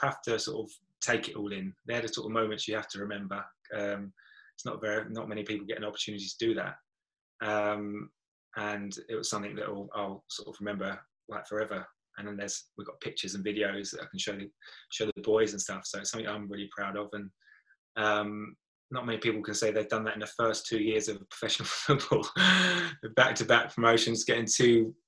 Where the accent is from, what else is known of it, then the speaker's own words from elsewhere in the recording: Brentwood, East of England, United Kingdom; I'm from Brentwood